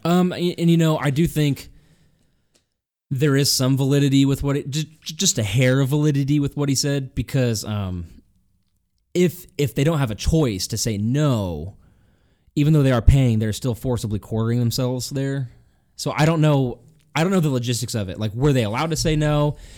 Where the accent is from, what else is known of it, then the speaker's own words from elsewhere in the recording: Illinois, United States; I was born in Illinois